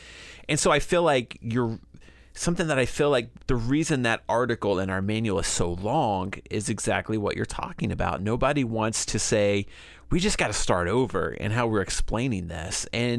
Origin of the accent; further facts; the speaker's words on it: Georgia, United States; I grew up in Northwest Georgia, as we've talked about before, and a very legalistic place.